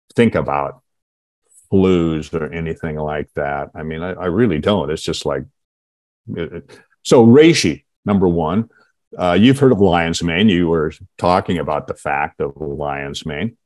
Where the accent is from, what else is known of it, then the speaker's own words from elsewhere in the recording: Seattle, Washington, United States; I actually grew up in um, Seattle